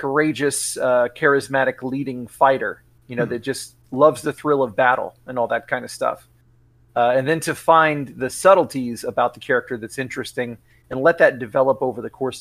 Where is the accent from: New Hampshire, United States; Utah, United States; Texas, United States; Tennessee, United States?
Texas, United States; I'm a Texan.